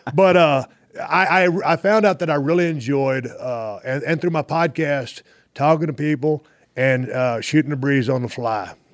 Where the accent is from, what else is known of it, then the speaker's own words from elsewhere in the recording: South Texas, United States; also born or lived in Austin, Texas / Victoria, Texas / Edna, Texas; growing up in South Texas